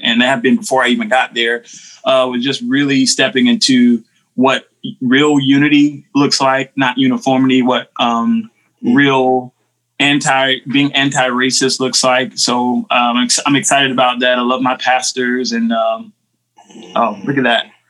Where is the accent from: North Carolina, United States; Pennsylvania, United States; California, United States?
North Carolina, United States; Winston-Salem; now in McLeansville, United States; I grew up in Winston Salem, North Carolina